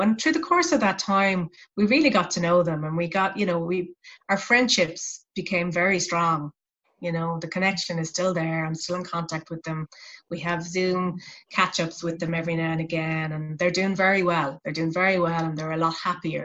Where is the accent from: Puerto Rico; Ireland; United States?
Ireland; west of Ireland; my hometown which is a rural town in the west of ireland